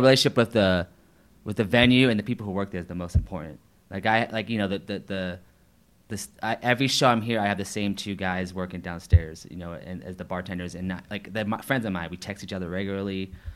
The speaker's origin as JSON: {"language": "English", "town": "St. Marys", "region": "Georgia", "country": "United States", "tie": "born or raised there", "moved": "yes", "lives_now": "Atlanta, United States", "said": "I did um, a show in my hometown of St. Mary's"}